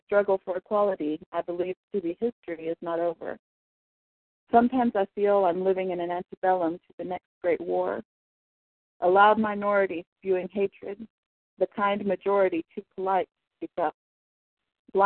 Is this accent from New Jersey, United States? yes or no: no; Fort Worth, Texas, United States; I'm from Fort Worth, Texas